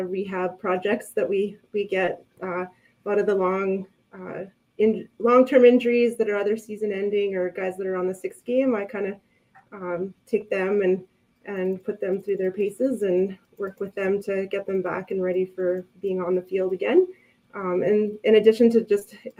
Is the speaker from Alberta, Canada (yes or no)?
no; Saskatchewan, Canada; moved away as an adult; now in Edmonton, Canada; I grew up in Saskatchewan